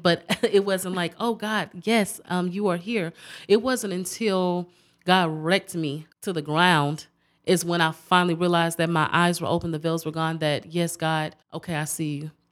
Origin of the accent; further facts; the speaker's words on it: Galveston, Texas, United States; I was born and raised in Galveston